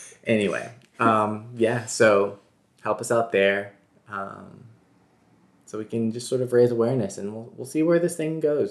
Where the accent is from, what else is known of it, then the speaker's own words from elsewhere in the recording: Memphis, Tennessee, United States; now in New York, United States; we're from Memphis